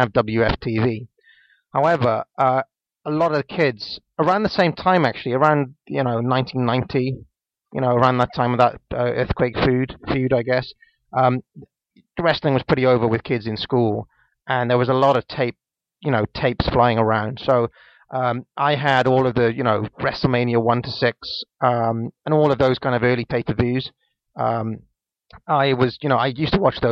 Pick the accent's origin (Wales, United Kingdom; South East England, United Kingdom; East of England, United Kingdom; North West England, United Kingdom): Wales, United Kingdom; a little town in; now in London, United Kingdom; I'm from a little town in Wales. I live in London now.